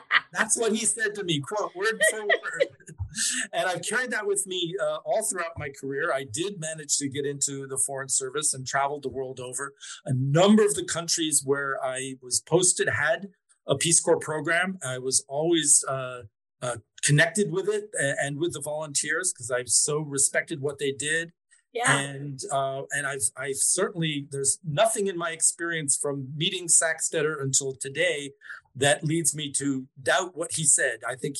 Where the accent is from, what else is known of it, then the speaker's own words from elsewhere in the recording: Mexico; So at that time, I grew up in Mexico and my mother knew a guy who had been a diplomat in Mexico